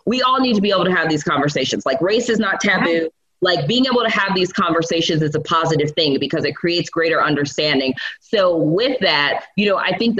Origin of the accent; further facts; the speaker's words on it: New York City, New York, United States; moved away; I am from New York, so I lived in New York City for a very long time